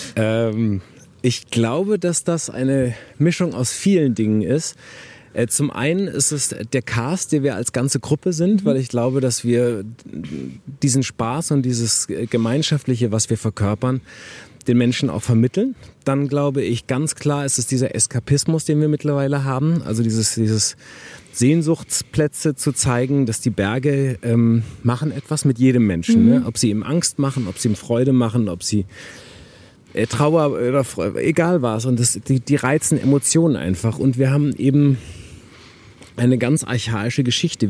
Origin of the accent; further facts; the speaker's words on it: Wuppertal, North Rhine-Westphalia, Germany; also born or lived in Harburg, Hamburg; now in Hamburg, Germany; ich bin auch in Wuppertal groß geworden